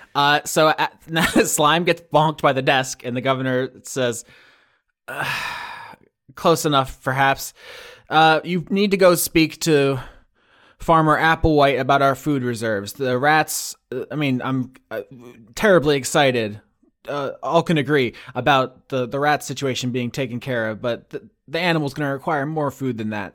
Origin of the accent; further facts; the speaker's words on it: Florida, United States; moved away as an adult; now in Pennsylvania, United States; I had moved there from Florida, where I lived my entire thirty years so far